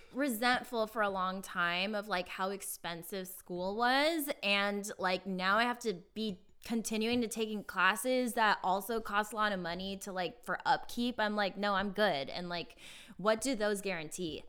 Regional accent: California, United States; also born or lived in New York; now in Los Angeles, United States; I grew up in California

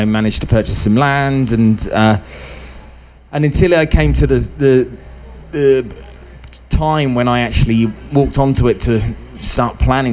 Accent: United Kingdom; moved away as an adult; I'm from the UK, as you can hear by my accent, but been in construction for many years, and I came over here

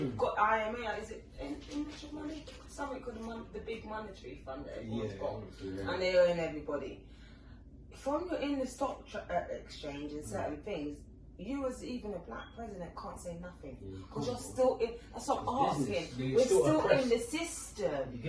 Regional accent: Jamaica; I'm from Jamaica, it's totally worse.

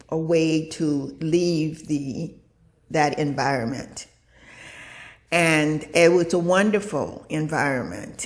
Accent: Mississippi, United States; moved away as an adult; I was born in Mississippi in 1944 in segregated Mississippi

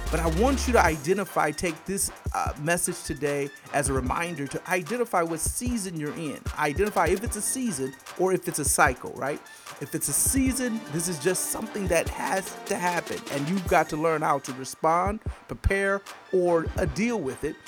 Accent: Michigan, United States; now in Georgia, United States; I'm from Michigan

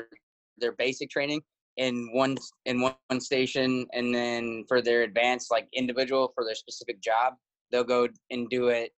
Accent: Sparta, Wisconsin, United States; moved away as an adult; also born or lived in Kansas / Germany / Louisiana; now in Indiana, United States; I was born in Wisconsin.

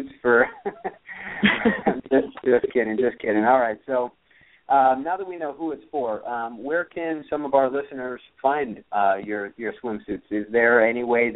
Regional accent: Miami, Florida, United States; I'm from Miami

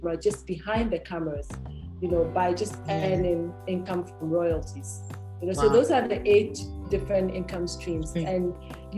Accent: Ghana; also born or lived in Lagos, Nigeria; I'm Ghanaian

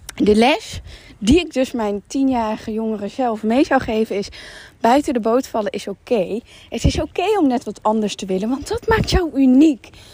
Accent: Netherlands; moved away as an adult; now in Dubai, United Arab Emirates; ik ben gewoon heel benieuwd om weer terug te zijn waar ik vandaan kom

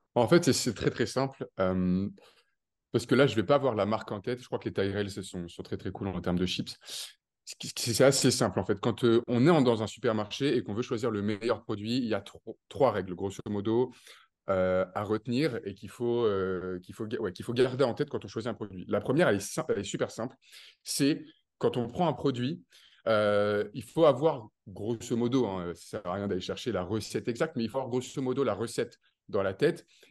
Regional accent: countryside near Tours, Centre-Val de Loire, France; moved away as an adult; now in Dubai, United Arab Emirates; je viens de la campagne de Tours, je suis né entre quatre vaches et six moutons

